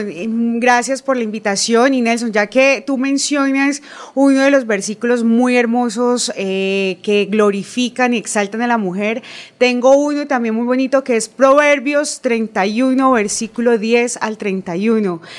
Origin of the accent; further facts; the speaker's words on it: Bucaramanga, Santander, Colombia; Bueno, … es una bumanguesa nacida en la clínica Comuneros, frente al Parque de los Niños. Estudié mi primaria y parte de mi secundaria